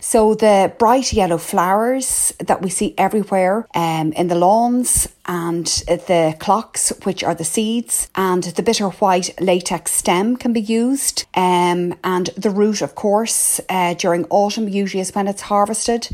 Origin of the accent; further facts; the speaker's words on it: Ireland; also born or lived in Blackrock, County Dublin; I'm the Irish herbalist